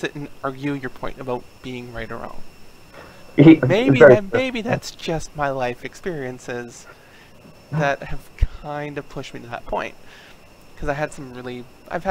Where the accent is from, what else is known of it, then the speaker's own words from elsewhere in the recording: Canada; I'm Canadian